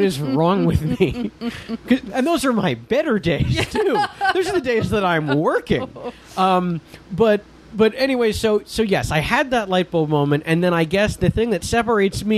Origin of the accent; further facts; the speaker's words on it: northern New Jersey, United States; in northern New Jersey, where I would go into Manhattan almost every day for auditions